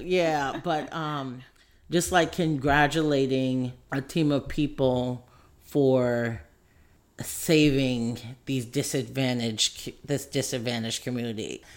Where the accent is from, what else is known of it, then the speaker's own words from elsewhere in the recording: San Francisco, California, United States; also born or lived in Oakland; now in Richmond, United States; I grew up in San Francisco